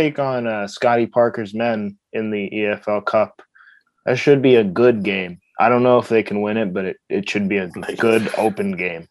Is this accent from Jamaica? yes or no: yes; Jamaica; I'm Jamaican.